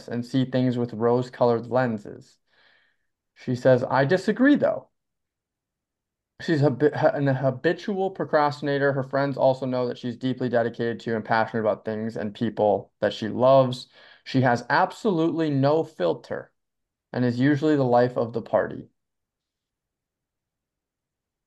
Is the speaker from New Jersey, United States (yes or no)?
no; Stillwater, Minnesota, United States; I'm from Baytown Township.